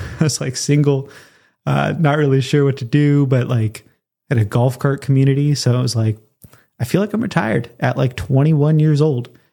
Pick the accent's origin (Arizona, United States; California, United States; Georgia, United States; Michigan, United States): California, United States; Southern; moved away; also born or lived in Colorado; move back to my hometown, which is not Los Angeles area, um, but Southern California